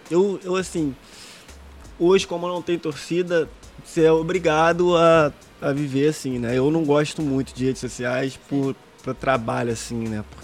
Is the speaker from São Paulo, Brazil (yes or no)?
no; Rio de Janeiro, Brazil; Eu sou de Jacarepaguá